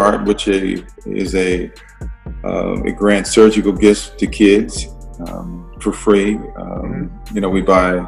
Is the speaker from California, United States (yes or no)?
yes; California, United States; now in Boise, United States; growing up in California